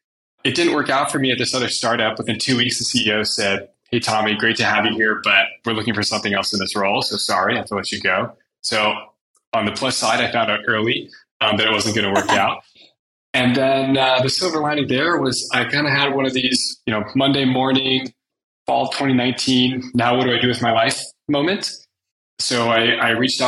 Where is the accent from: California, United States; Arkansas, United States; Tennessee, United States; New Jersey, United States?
California, United States; Menlo Park; I'm from the Bay Area. I grew up in Menlo Park.